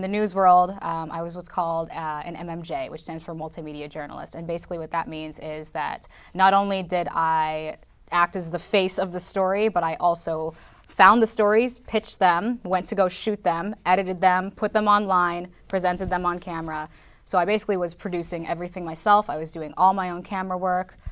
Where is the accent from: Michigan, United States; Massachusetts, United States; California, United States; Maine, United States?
California, United States; moved away as an adult; also born or lived in Los Angeles / Sioux City, Iowa; now in Madison, United States; I grew up in California